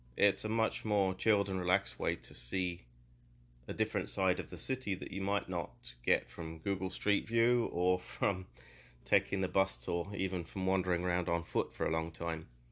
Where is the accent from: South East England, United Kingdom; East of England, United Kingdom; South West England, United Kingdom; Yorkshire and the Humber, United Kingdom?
East of England, United Kingdom; Peterborough; also born or lived in London; my hometown of Peterborough